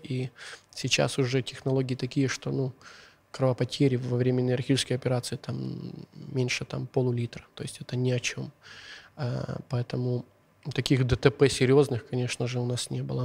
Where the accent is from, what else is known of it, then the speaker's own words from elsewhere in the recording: Uzhhorod, Zakarpattia Oblast, Ukraine; first language Hungarian; Russian is a second language; я сам родом с Ужгорода